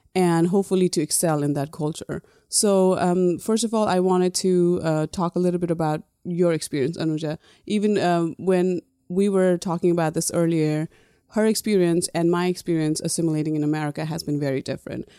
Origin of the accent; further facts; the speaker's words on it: Nepal; moved away; when I was growing up in Nepal, everybody thought I was foreigner.